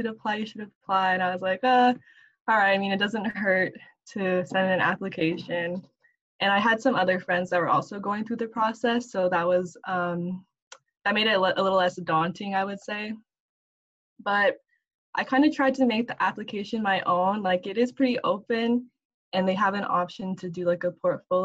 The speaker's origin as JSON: {"language": "English", "town": "Bremerton", "region": "Washington", "country": "United States", "tie": "born or raised there", "said": "I grew up in Bremerton, Washington"}